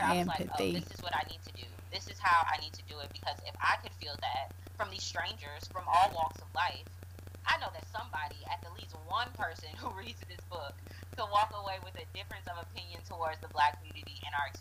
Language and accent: English; Atlanta, Georgia, United States; Here in Atlanta, because I am from Atlanta